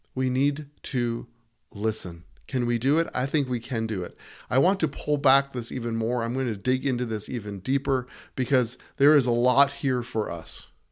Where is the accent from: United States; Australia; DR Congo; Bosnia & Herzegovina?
United States; as an American